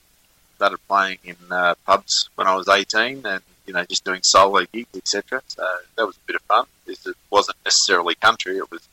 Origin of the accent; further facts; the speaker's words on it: Richmond, New South Wales, Australia; I was in my hometown of Richmond in New South Wales. I'm originally from New South Wales, up in Sydney, Hawkesbury, actually, in the Blue Mountains.